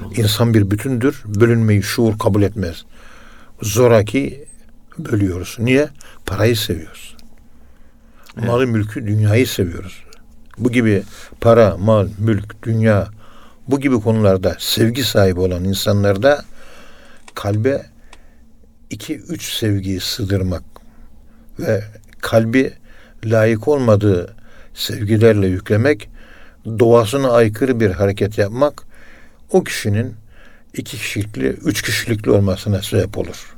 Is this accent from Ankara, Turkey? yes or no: yes; Ankara, Turkey; Ben de Ankara'nın yerlisiyim.